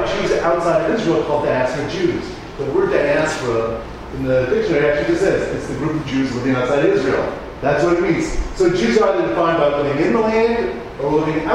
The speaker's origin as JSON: {"language": "English", "country": "Canada", "said": "I'm Canadian"}